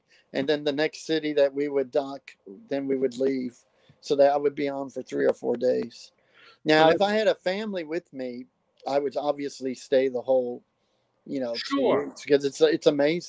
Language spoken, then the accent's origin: English; Fort Worth, Texas, United States; now in New York, United States; in Fort Worth, my hometown in Fort Worth, Texas